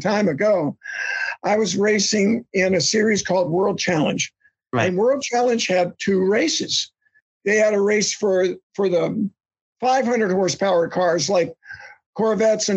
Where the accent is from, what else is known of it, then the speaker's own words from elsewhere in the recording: Central Florida, United States; We're both from Central Florida